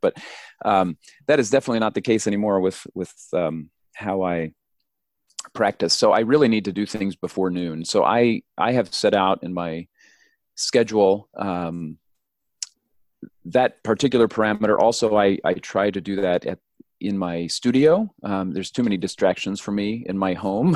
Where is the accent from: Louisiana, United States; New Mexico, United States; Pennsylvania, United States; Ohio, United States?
New Mexico, United States; I grew up in New Mexico